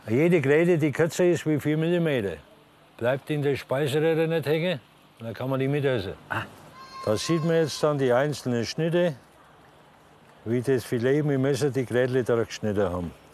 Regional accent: Franconia, Bavaria, Germany

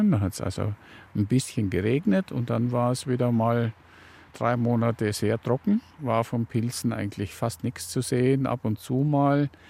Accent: Waldsassen, Bavaria, Germany; now in Kist, Germany; aufgewachsen bin ich in Waldsassen, ganz im Norden der Oberpfalz, Landkreis Tirschenreuth.

